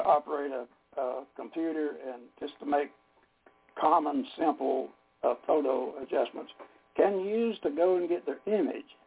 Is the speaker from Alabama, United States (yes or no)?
no; Dalton, Georgia, United States; North Georgia here in Dalton, Georgia area. That's where I was raised up here in the Chatsworth, Dalton area.